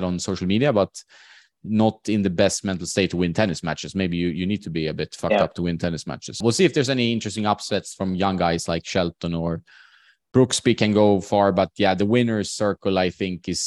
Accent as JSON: {"language": "English", "country": "Sweden", "tie": "born or raised there", "said": "in my hometown, for example, which is like the fifth or sixth city size wise in Sweden"}